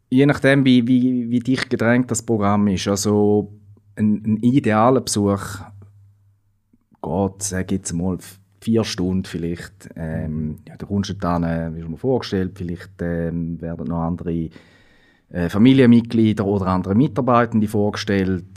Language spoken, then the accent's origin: German; Switzerland; bei uns in der Schweiz